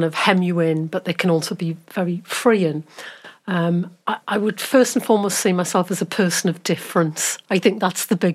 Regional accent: Newcastle upon Tyne, North East England, United Kingdom; accent: Geordie; moved away as an adult; also born or lived in Oxford / Swansea; now in Wales, United Kingdom; I grew up in Newcastle. I'm a Geordie.

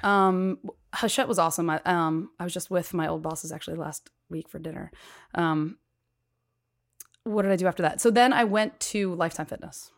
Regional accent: Cherry Hill, New Jersey, United States; I grew up in Cherry Hill, New Jersey, right outside of Philly

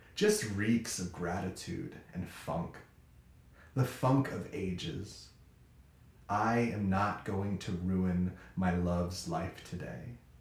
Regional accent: California, United States; now in Chicago, United States; I am a Californian living in Chicago

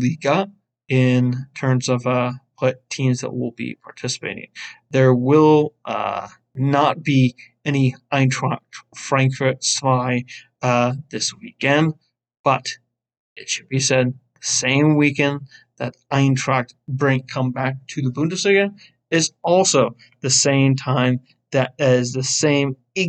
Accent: United States; As an American

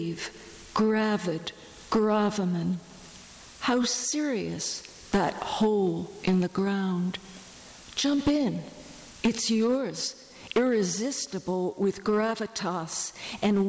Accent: New York City, New York, United States; I grew up in New York City

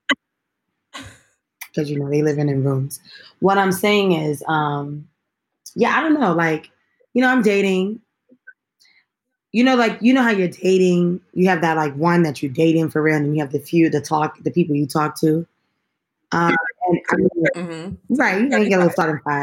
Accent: New York City, New York, United States; I'm from Brooklyn

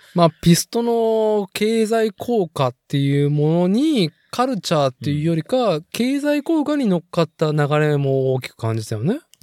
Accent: Nagoya, Aichi, Japan; 名古屋に生まれてさ、育って

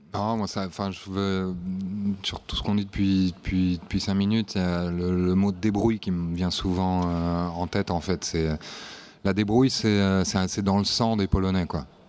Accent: Nantes, Pays de la Loire, France; moved away as an adult; now in Warsaw, Poland; moi je suis originaire de Nantes, mais ça fait 8 ans maintenant que j'habite à Varsovie.

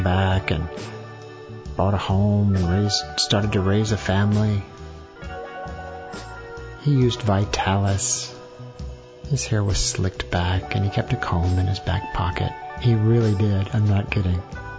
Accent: Columbus, United States; I grew up in Columbus, growing up with a swimming pool in the backyard.

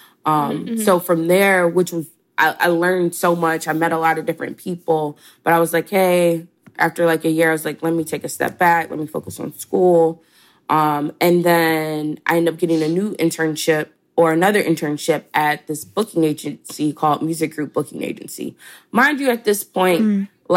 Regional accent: Chattanooga, Tennessee, United States; moved away as an adult; also born or lived in Atlanta, Georgia; I'm from Chattanooga, Tennessee. I graduated high school at 17 and then I moved down to Atlanta to attend Spelman College

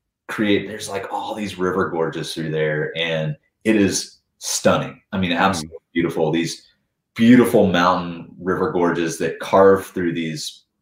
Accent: Roanoke, Virginia, United States; born or raised there; moved away as an adult; also born or lived in Asheville, North Carolina; now in Tennessee, United States

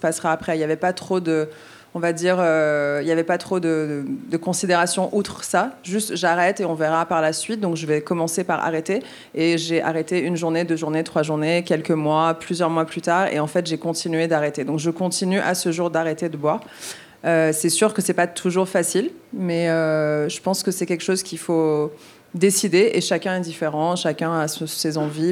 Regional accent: Quebec, Canada; je suis québécoise, du coup je vais peut-être switcher anglais-français

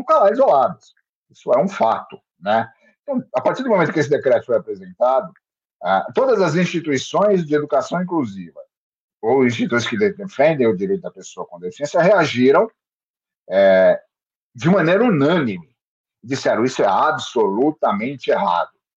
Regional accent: Santos, São Paulo, Brazil; eu sou de Santos. Estou em Santos, moro em Santos

